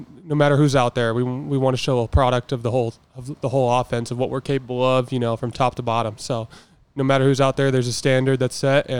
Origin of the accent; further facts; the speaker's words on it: Oregon, United States; moved away; growing up in Oregon, we don't have a professional team